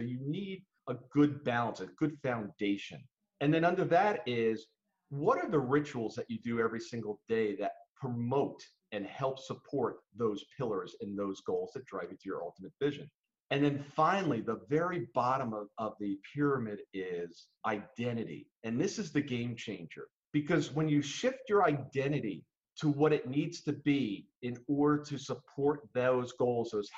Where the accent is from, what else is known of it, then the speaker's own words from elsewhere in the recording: New Jersey, United States; we grew up in New Jersey